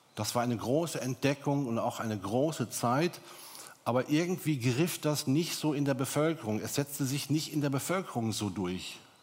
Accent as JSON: {"language": "German", "country": "Germany", "said": "bei uns in Deutschland"}